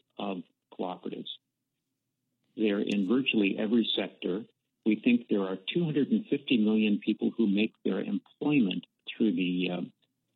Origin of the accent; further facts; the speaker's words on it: Minnesota, United States; also born or lived in Washington; I consider Minnesota to be my home